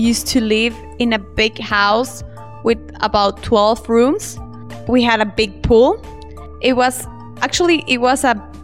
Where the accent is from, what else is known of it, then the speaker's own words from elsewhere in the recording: El Salvador; also born or lived in Germany; now in Yogyakarta, Indonesia; I'm from El Salvador, a small country in Central America